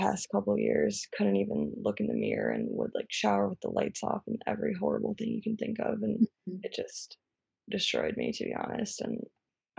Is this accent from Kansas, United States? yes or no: no; Chicago, Illinois, United States; now in New York, United States; I'm from Chicago. I live in New York.